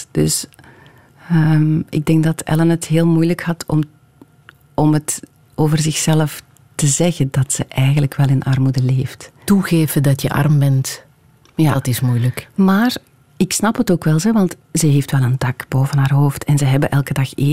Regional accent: Hamme, Flanders, Belgium; Ja, ik ben van Hamme. Ik heb daar eh, heel lang gewoond.

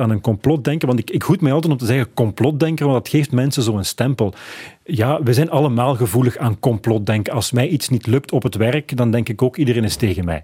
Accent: Flanders, Belgium; bij ons in Vlaanderen

